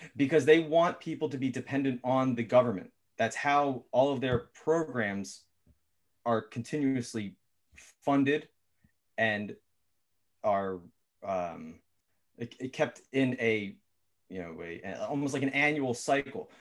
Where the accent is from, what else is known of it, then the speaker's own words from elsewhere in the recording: Philadelphia, Pennsylvania, United States; also born or lived in West Chester; I was born in North Philly.